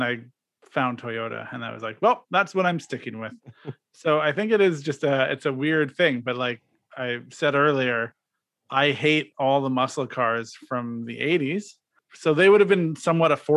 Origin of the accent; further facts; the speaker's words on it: Regina, Saskatchewan, Canada; I grew up in Regina, Saskatchewan